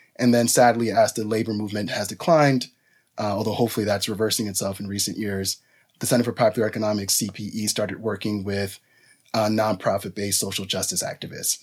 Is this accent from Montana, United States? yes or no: no; New York City, New York, United States; also born or lived in Dominican Republic; my family is from the Dominican Republic. I grew up in New York City, you know, working class New Yorker